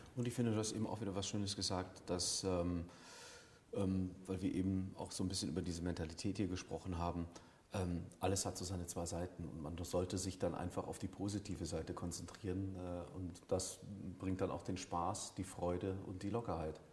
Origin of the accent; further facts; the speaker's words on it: Germany; ich bin Deutscher, bin hier groß geworden, ähm, habe eine deutsche Mutter